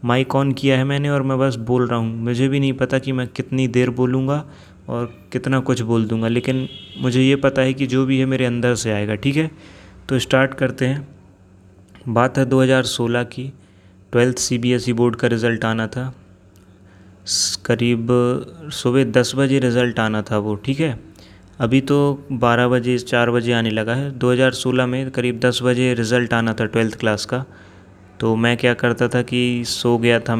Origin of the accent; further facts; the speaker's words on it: Jabalpur, Madhya Pradesh, India; मैं जबलपुर मध्य प्रदेश से बिलोंग करता हूँ मैं 21 साल का अभी हो गया हूँ